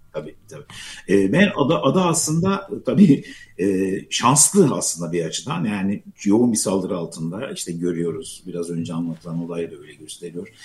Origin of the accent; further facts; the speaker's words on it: Gaziantep, Turkey; now in Istanbul, Turkey; Gaziantep'te doğdum ben ama e, Gaziantep'te şehirde yaşıyoruz biz. Şehirli bir aileyiz fakat e, dedemin böyle büyük bir bahçesi vardı.